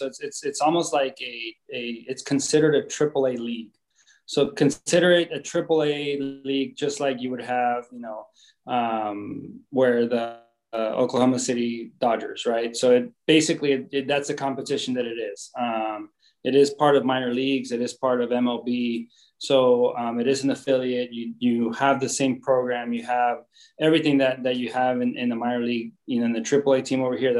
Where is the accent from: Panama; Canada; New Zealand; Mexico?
Mexico; Tijuana, Baja California; first language Spanish; English is a second language; moved away; also born or lived in United States / Sonora; people know I'm Mexican. People know I was born in the U.S., but I'm Mexican. I grew up in Tijuana. I didn't speak a word of English until I was 10.